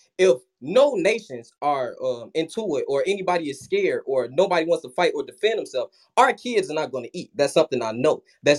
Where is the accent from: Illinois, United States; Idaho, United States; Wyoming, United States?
Illinois, United States; Chicago; So growing up in Chicago, it was rough, but I went went to investment school.